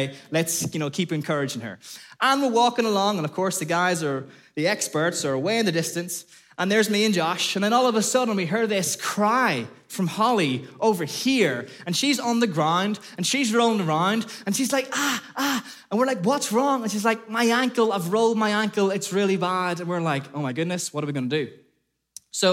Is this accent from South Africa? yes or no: no; Ireland; moved away as an adult; now in Liverpool, United Kingdom; I came from Ireland over to Liverpool and I did this really random degree called Outdoor Education.